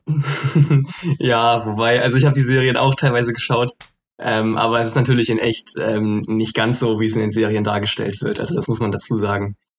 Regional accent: Hamburg, Germany; moved away as an adult; now in Frankfurt, Germany; ich komme ja ursprünglich aus Hamburg, aber bin jetzt gerade in Frankfurt

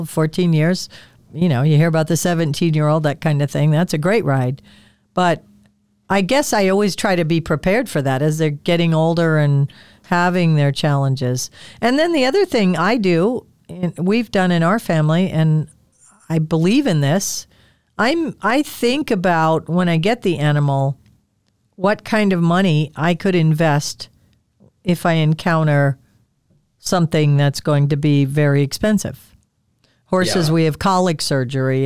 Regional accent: Midwest, United States; I grew up in the Midwest.

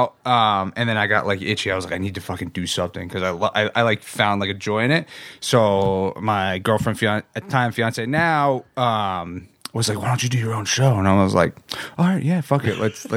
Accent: Bergen County, North New Jersey, United States; moved away as an adult; now in San Diego, United States; I'm from New Jersey

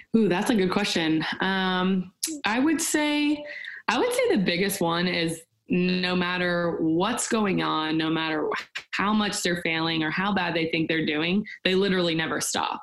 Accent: Nashville, Tennessee, United States; born and raised in Nashville, Tennessee

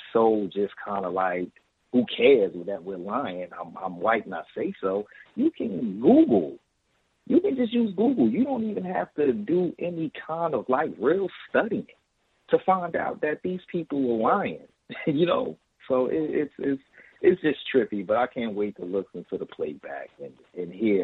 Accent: New Jersey, United States; I'm from the New Jersey area.

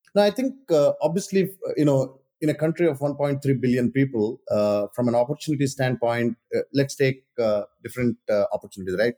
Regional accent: India; moved away; I grew up in India

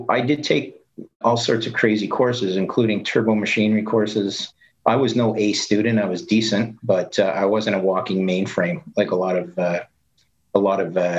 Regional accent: Canada; also born or lived in Ithaca, New York, United States; I'm a Canadian

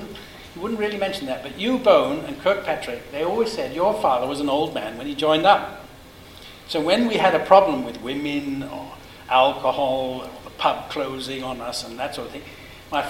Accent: United Kingdom; now in New Zealand; I'm British myself

